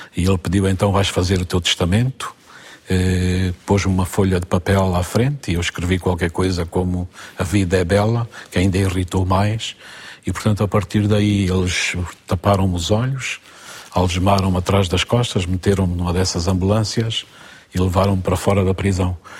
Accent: Catabola, Bié, Angola; now in Portugal; Eu nasci em Angola, no Planalto central angolano, uma terra que se chamava Nova Sintra no tempo colonial, hoje Catabola

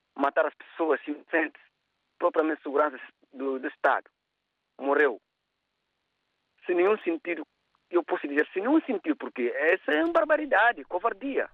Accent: Guinea-Bissau; now in Cape Verde; Eu sou da Guiné-Bissau e vivo cá em Cabo Verde

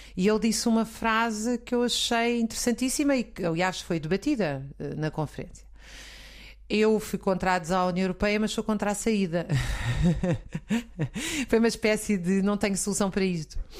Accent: Zambujeira do Mar, Alentejo, Portugal; quando eu era pequena, na Zambujeira do Mar

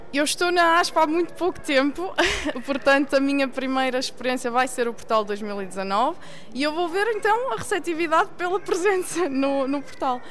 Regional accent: Maia, Norte, Portugal; moved away as an adult; also born or lived in Sweden; now in Germany; eu sou natural da Maia

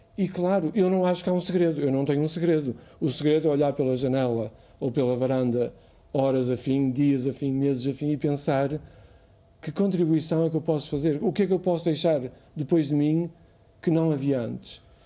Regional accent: Póvoa de Varzim, Norte, Portugal; moved away as an adult; also born or lived in Lisbon; eu nasci em, na Pova, a Ergivai, na Pova de Varzim, e estudei eh, na primária em Argivai, na escola, na, no liceu, na escola secundária eh, essa de Queiroz

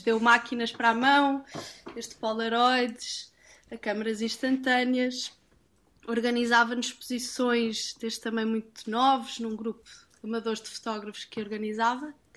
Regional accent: Portugal; moved away; also born or lived in London; vim de Londres e, e vim à minha origem, vim procurar o que, é que era único em Portugal

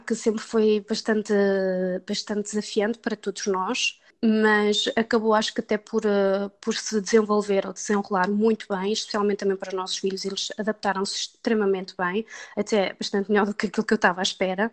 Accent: Portugal; moved away as an adult; now in Denmark; enquanto portuguesa

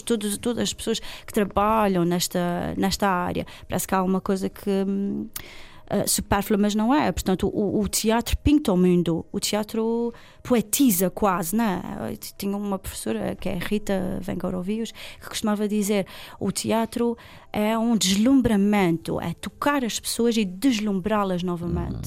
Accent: Ribeira Grande, Azores, Portugal; also born or lived in Lisbon; eu sou da Ribeirinha

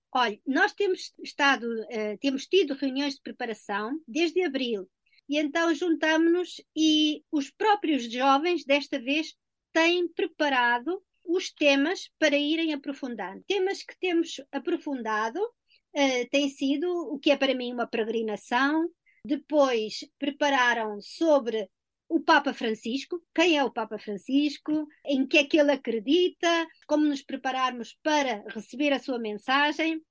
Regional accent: Portugal; moved away; já há muito tempo que eu saí de Portugal

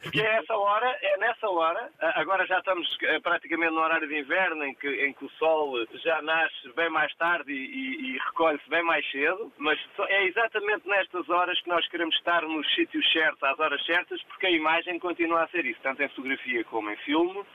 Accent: Portugal; o nosso país

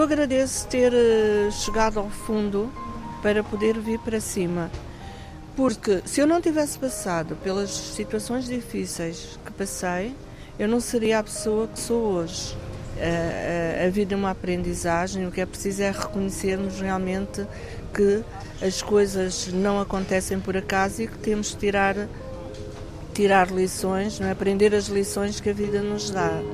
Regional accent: Angola; also born or lived in Lisbon, Portugal; now in Madeira, Portugal; Eu nasci no Cobal, que é uma cidade pequena do interior

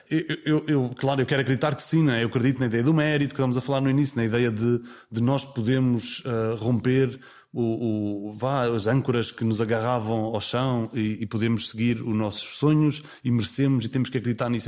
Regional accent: Vila Franca do Campo, Azores, Portugal; accent: Micaelense; eu sou de São Miguel e, e cresci com pronúncia

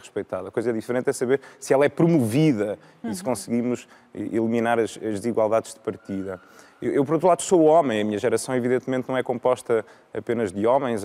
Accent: Viseu, Centro, Portugal; now in Lisbon, Portugal; eu sou de Viseu, em, em, Viseu tinha já uma oferta cultural rica

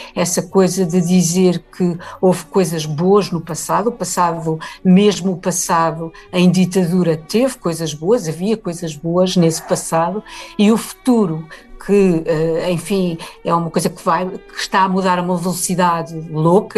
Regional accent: Portugal; no país onde cresci

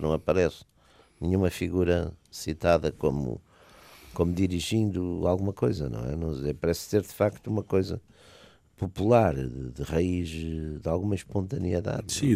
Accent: Porto, Norte, Portugal; eu também sou de Porto

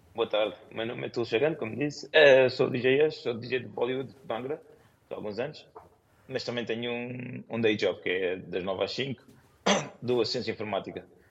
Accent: Lisbon, Portugal; moved away as an adult; now in London, United Kingdom; eu nasci em Lisboa

